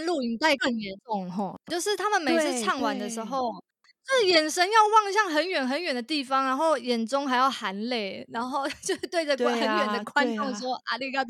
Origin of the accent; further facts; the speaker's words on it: Tainan, Taiwan; 因为我是台南人，然后呃，台南其实以前有那种地方电视台就会办歌唱比赛。